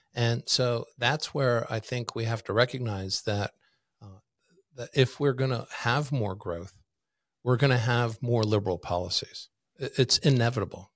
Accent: Washington, District of Columbia, United States; moved away as an adult; also born or lived in Maryland / Virginia; now in Kootenai County, Idaho, United States; I grew up in Washington, D.C. as a kid.

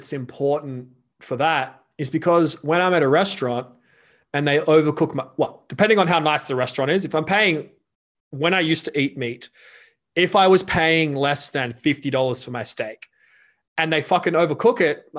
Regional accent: Australia; we grew up in Australia.

